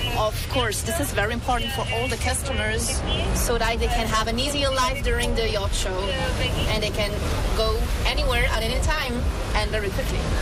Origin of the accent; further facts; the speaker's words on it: Nice, Provence-Alpes-Côte d'Azur, France; English is a second language; I'm from Nice